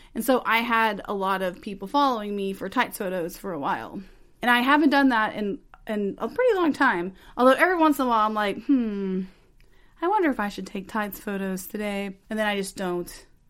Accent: Texas, United States; speaking as a Texan

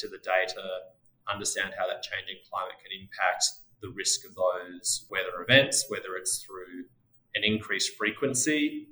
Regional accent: Australia; accent: Australian; moved away as an adult; now in United States; As you may be able to tell from my accent, I started my career in Australia, moved to the US 12 years ago

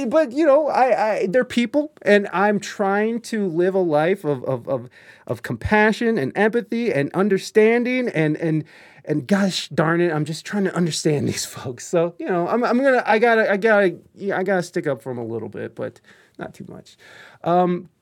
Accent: Ohio, United States; moved away; also born or lived in San Diego, California; I'm from Ohio, but I lived in San Diego for 13 years

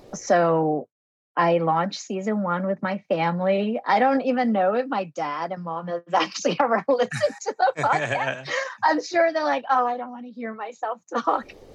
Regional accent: United States; born or raised there; first language Vietnamese; English is a second language

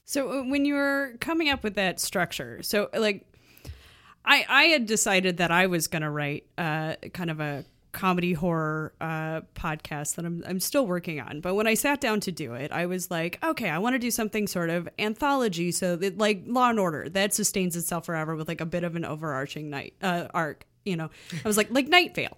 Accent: Chicago, Illinois, United States; I grew up in Chicago

